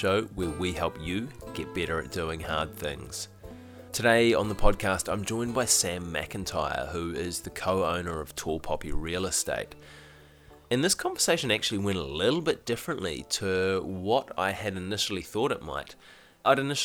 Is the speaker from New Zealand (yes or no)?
yes; New Zealand; being a Kiwi